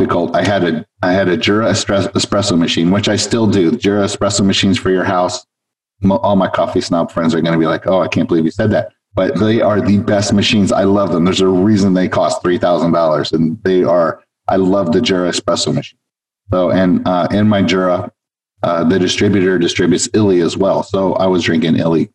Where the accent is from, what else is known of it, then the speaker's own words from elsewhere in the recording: Los Angeles, California, United States; moved away as an adult; now in South Florida, United States; I was originally from Los Angeles, where I moved here from